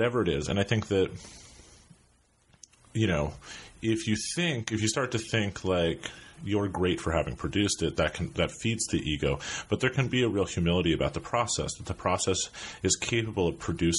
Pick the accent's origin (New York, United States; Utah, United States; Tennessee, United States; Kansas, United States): New York, United States; New York City; also born or lived in Brooklyn; I grew up in New York. I grew up in Manhattan.